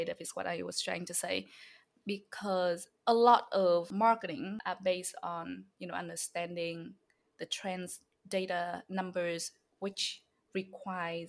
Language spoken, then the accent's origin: English; Hanoi, Vietnam; English is a second language; also born or lived in upstate New York; now in New York City, United States; I'm from the city in Vietnam. So I'm from Hanoi.